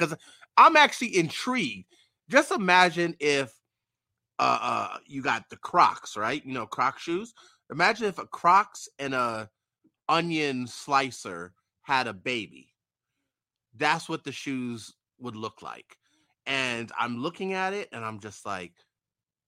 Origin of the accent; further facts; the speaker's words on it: New York City, New York, United States; my hometown team. I was born in the Bronx